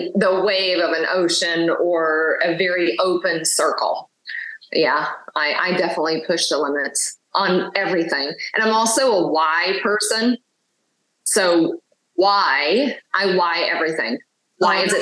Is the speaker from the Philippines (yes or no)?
no; the South, United States; growing up in the South has been a very interesting dynamic